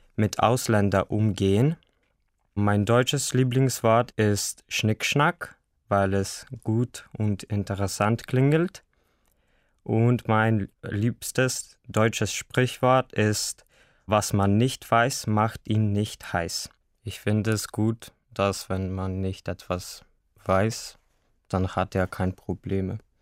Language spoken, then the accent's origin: German; Bitola, North Macedonia; German is a second language; Ich komme aus Mazedonien, aus der Stadt Bitola